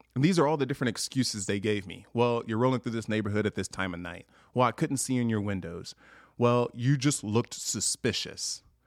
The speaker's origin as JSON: {"language": "English", "town": "Long Beach", "region": "California", "country": "United States", "tie": "born or raised there", "moved": "as an adult", "lives_now": "Montana, United States", "said": "I grew up in Long Beach, California"}